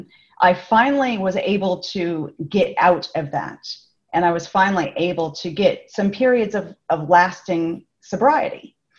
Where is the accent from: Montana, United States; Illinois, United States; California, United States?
California, United States; Los Angeles; accent: Californian; moved away as an adult; now in Melbourne, Australia; I am from California originally, and I have lived in Melbourne for 11 years.